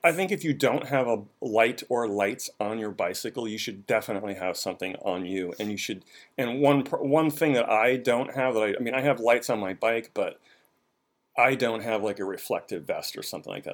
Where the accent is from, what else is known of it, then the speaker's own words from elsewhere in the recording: Boston, Massachusetts, United States; now in Washington, D.C., United States; I grew up in Boston.